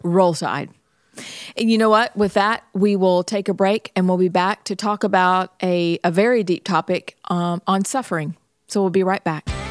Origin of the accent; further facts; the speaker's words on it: Pennsylvania, United States; I'm from Pennsylvania